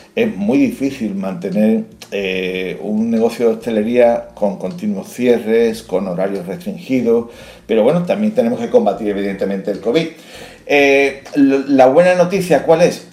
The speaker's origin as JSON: {"language": "Spanish", "region": "Andalusia", "country": "Spain", "said": "somos andaluces"}